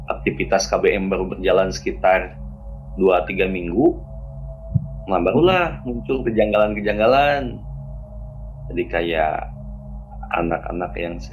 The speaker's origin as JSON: {"language": "Indonesian", "town": "Purwakarta", "region": "West Java", "country": "Indonesia", "said": "Oke, selamat malam semuanya. Kenalin … kebetulan saya dari Purwakarta ya"}